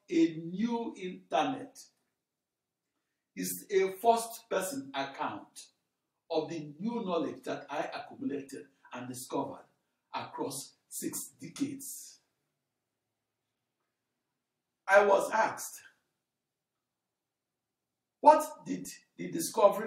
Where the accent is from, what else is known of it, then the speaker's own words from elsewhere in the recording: Akure, Ondo, Nigeria; now in United States; I'm an African that was born as a British protected child, that was born in the British West African colony of Nigeria, and that was born in Akure in the heart of Yoruba land on August 23, 1954